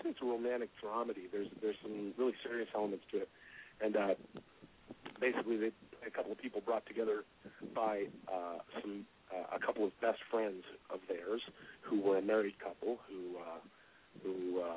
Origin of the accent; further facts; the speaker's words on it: just outside of Vancouver, British Columbia, Canada; I grew up just outside of Vancouver, Canada